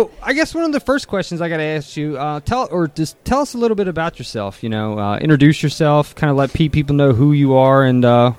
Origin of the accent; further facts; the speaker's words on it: Puerto Rico; moved away; I'm from Puerto Rico.